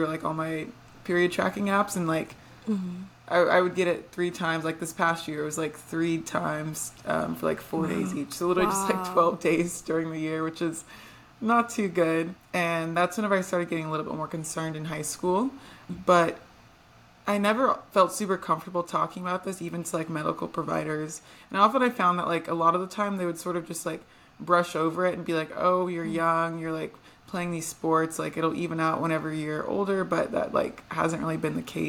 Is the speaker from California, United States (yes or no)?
no; Texas, United States; also born or lived in Atlanta; I'm from Texas